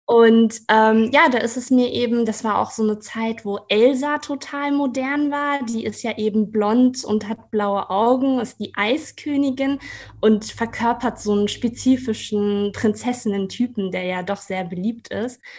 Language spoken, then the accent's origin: German; Kassel, Hesse, Germany; now in Marburg, Germany; Ähm, ich komme aus Kassel, bin auch in Kassel zur Schule gegangen und bin eben jetzt für die Promotion äh, nach Marburg gezogen.